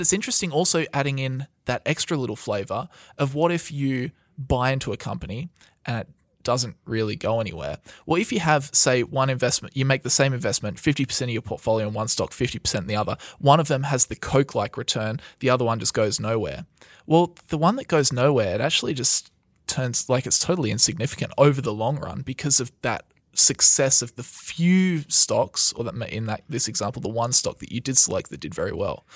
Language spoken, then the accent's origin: English; Australia; We are from Australia